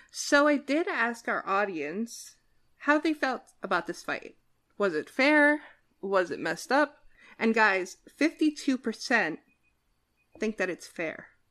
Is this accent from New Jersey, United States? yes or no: yes; New Jersey, United States; I'm from New Jersey and I'm from the ki-, the part of New Jersey where you don't leave your doors unlocked